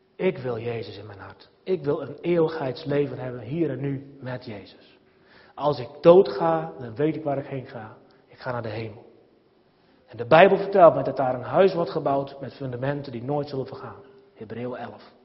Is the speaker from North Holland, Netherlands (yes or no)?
no; Nijbeets, Friesland, Netherlands; het zaterdagmiddag voetbalteam, Blue Boys naar Beets, waar ik ben opgegroeid